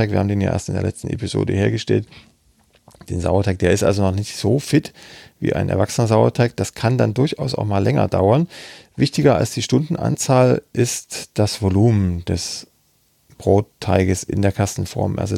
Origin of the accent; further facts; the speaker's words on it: Saxony, Germany; Ich bin jetzt aus Sachsen, ob, ob man da noch Klitsch sagt